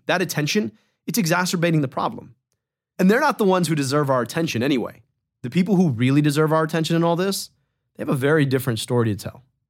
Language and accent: English; Michigan, United States; My home state, Michigan